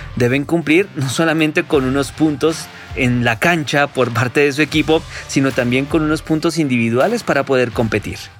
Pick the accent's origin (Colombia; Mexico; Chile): Colombia; radicado hace ya algún tiempo en nuestro país